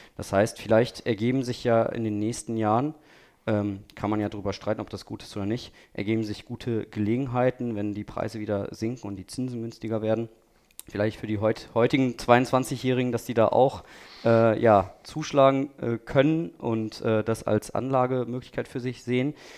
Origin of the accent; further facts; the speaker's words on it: Ostwestfalen-Lippe, North Rhine-Westphalia, Germany; now in Düsseldorf, Germany; Ich komme ja auch aus dem Ostwestfalen, Lippe